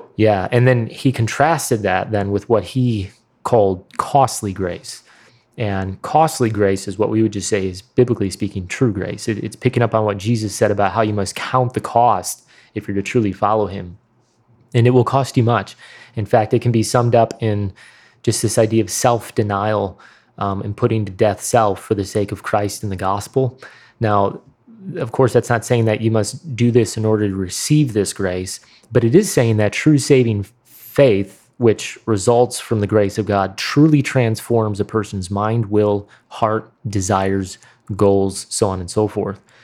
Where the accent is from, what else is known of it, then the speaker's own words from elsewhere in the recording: Midwest, United States; accent: Midwestern; mine was clearly the strongest Midwestern accent